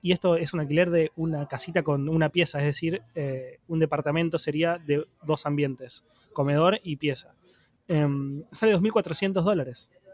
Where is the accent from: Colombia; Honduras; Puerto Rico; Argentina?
Argentina; como argentino